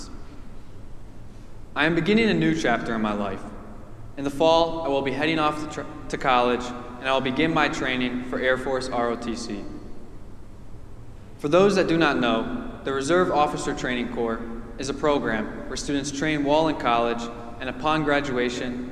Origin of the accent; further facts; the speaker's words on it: Shaker Heights, Ohio, United States; I'm soon to graduate from Shaker Heights High School, and I am blessed to say that I was raised here in St. Paul's